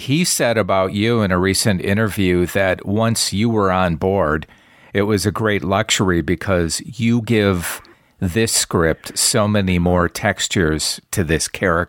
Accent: Wisconsin, United States; I am from the Midwest. I'm from just north of there in Wisconsin, and went down to Chicago many times

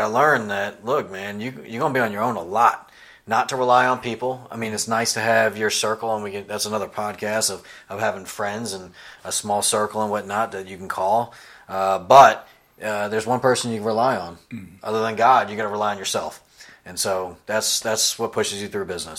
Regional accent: Tampa, Florida, United States; moved away as an adult; also born or lived in Virginia; now in Greenville, United States; Tampa, Florida. That's where I was raised and grown up, on a dirt road in a single-wide trailer

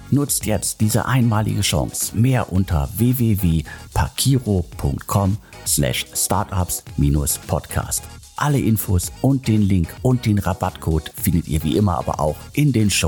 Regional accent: North Rhine-Westphalia, Germany; Und Hamburg, München, Köln oder das Ruhrgebiet, meiner Heimat, die haben alle irgendwie äh, eigene Stärken.

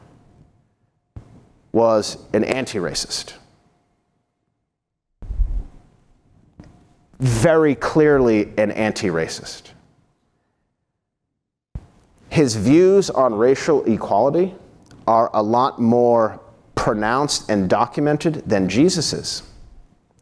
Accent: United States; as an American

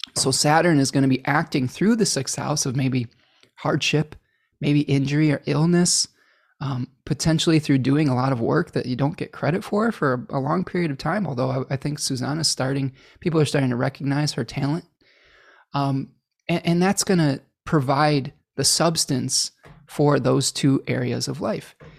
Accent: United States; accent: American; my American accent

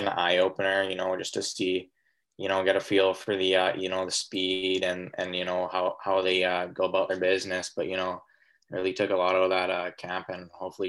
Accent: Kamloops, British Columbia, Canada; it was in Kamloops, my hometown.

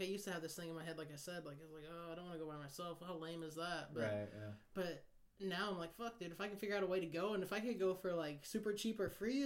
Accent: Kansas, United States; now in San Diego, United States; I'm from Kansas

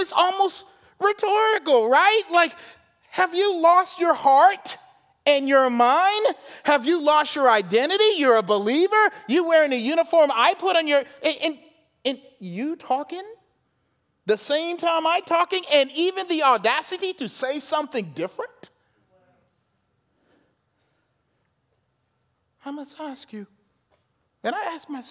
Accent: South Carolina, United States; I'm from South Carolina, had that southern son

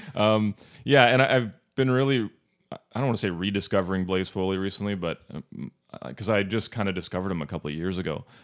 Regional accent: Northern Ontario, Canada; moved away; where I grew up in Northern Ontario.

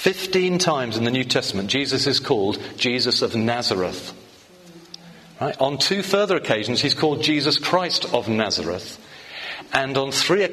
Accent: The Hague, South Holland, Netherlands; born there; moved away; I'm a migrant, according to the recent campaigns, because I was born abroad. I was born in The Hague, or Den Haag, as you say it properly, or something like that anyway.

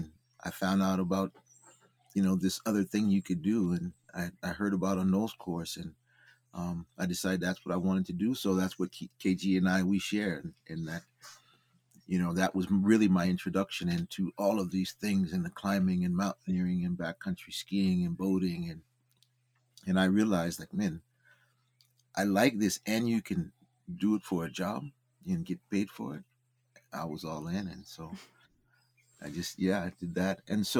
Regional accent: San Diego, California, United States; also born or lived in Kenya; now in Rockies, United States; originally from San Diego, California, although I haven't lived there in a long, long time. I've been in the Rockies pretty much for the last 30 plus years if I wasn't out of the country.

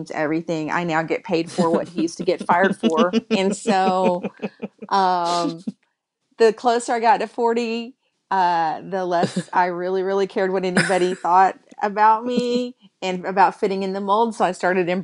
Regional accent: Texas, United States; born and raised in Texas in a family full of preachers and singers.

